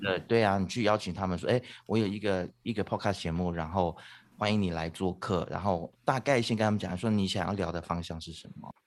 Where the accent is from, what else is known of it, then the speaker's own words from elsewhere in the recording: Taitung, Taitung County, Taiwan; now in Malaysia; 我小时候在台东长大的嘛